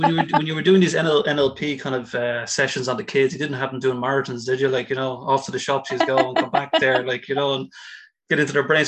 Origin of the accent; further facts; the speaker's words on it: Ireland; I'm an Irish guy.